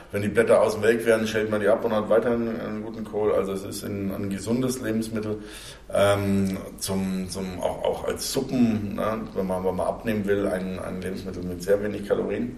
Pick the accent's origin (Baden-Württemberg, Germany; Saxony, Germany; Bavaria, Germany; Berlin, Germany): Bavaria, Germany; für mich als Bayer